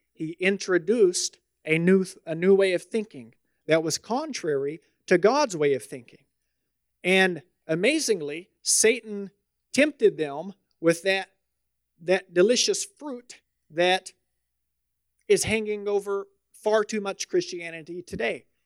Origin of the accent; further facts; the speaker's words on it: the South, United States; moved away; I'm from the South